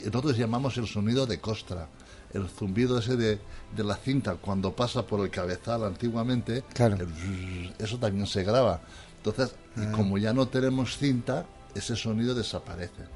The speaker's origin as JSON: {"language": "Spanish", "region": "Valencian Community", "country": "Spain", "tie": "born or raised there", "said": "en mi pueblo yo soy un pueblo músico, de los mejores músicos que hay en el mundo, de ahí de Valencia"}